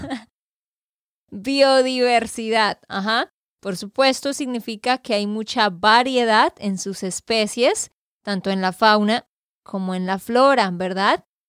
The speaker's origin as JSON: {"language": "Spanish", "region": "Santander", "country": "Colombia", "said": "de Santander, Colombia"}